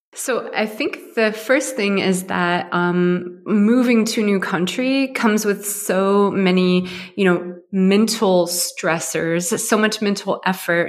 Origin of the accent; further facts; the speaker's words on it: Ohio, United States; moved away as an adult; now in Berlin, Germany; I come from Ohio in the U.S.